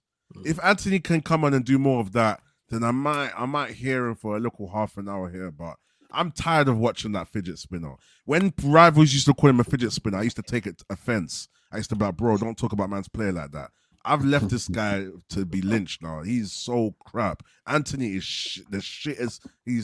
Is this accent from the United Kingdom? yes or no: yes; London, United Kingdom; I'm from South London.